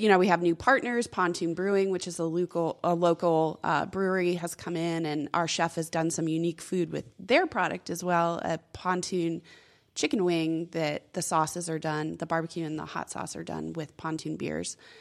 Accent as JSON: {"language": "English", "town": "Corpus Christi", "region": "Texas", "country": "United States", "tie": "born or raised there", "also_born_or_lived": "San Antonio, Texas", "moved": "as an adult", "said": "I'm from Corpus Christi, Texas, and when I was in college in San Antonio, my hometown was getting a minor league team."}